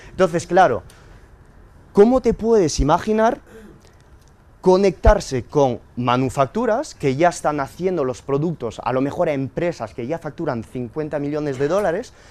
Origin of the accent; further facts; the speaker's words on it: Spain; porque soy español y en mi pasaporte ponen